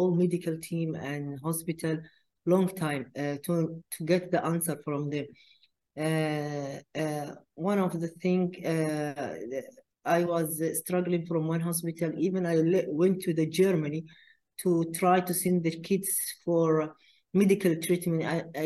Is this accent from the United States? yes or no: no; Qatar; we are from Qatar.